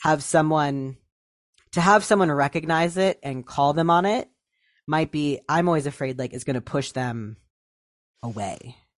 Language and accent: English; Ohio, United States; moved away; I moved away from Ohio a while ago